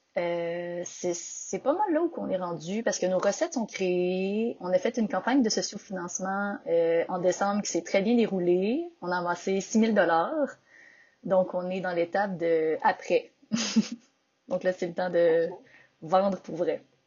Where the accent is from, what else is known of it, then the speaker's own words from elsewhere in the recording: Victoriaville, Quebec, Canada; also born or lived in Montreal; je viens de Victoriaville, la ville du développement durable et de la poutine.